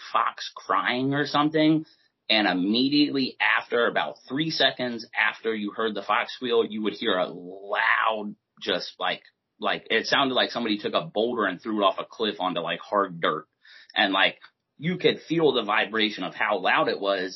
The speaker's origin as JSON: {"language": "English", "region": "Maryland", "country": "United States", "tie": "born or raised there", "also_born_or_lived": "Delta, Pennsylvania", "said": "I grew up in Maryland most of my life growing up."}